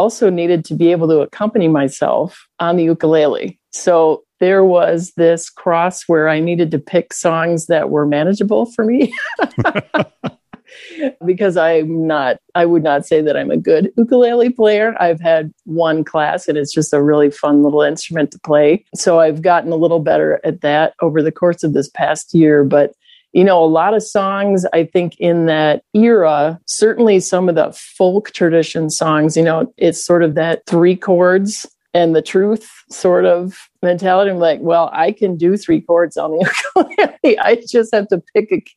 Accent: Upper Midwest, United States; moved away; I grew up in the upper Midwest where we're sort of trained to not stick our heads too far up above the water

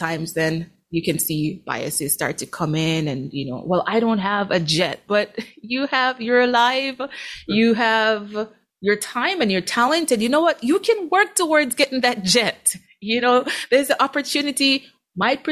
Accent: Jamaica; now in Eau Claire, United States; growing up in Jamaica. And so, yeah, when I came to the States

